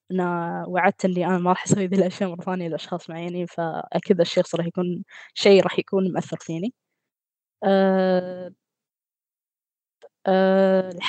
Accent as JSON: {"language": "Arabic", "country": "Qatar", "said": "من قطر"}